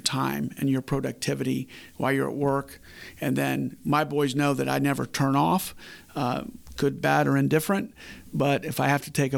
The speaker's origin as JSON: {"language": "English", "town": "Winter Park", "region": "Florida", "country": "United States", "tie": "born or raised there", "said": "I grew up in Winter Park, and in Winter Park, we were one of the poor families"}